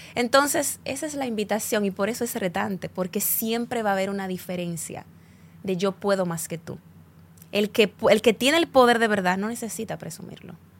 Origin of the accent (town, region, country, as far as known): Dominican Republic